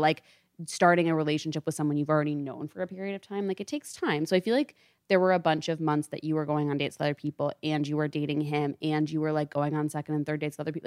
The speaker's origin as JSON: {"language": "English", "town": "Storrs", "region": "Connecticut", "country": "United States", "said": "I am from Stores, Connecticut. It's, like, way the fuck out there"}